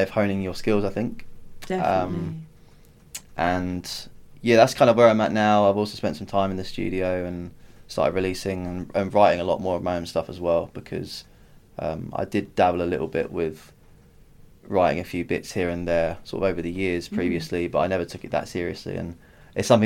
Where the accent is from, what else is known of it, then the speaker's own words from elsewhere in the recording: United Kingdom; also born or lived in Ireland (ancestry); I'm from an Irish family, but you know, I'm lived in London and Kent all my life.